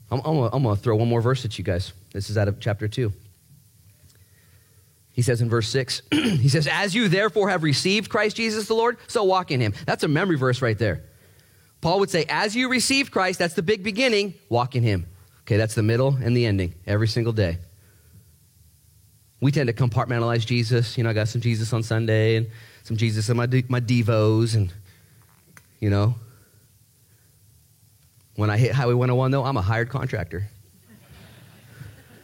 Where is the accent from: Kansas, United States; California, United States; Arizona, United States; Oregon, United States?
Oregon, United States; Ashland; we grew up in Ashland, so we floated the Rogue River a lot